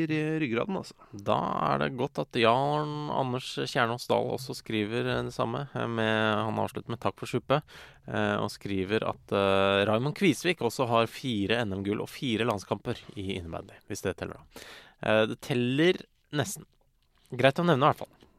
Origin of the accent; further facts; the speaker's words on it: Ski, Akershus, Norway; Jeg er fra Ski kommune